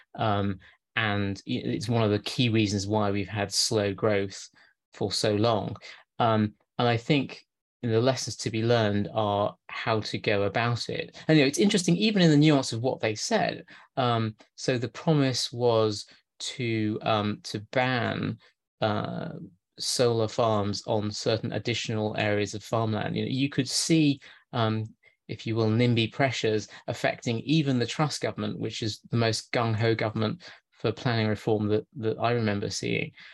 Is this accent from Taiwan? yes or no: no; Lancashire, North West England, United Kingdom; moved away; near my hometown in Lancashire